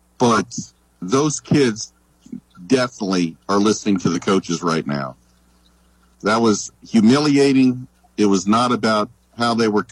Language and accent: English; Kansas City, United States; I'm from Kansas City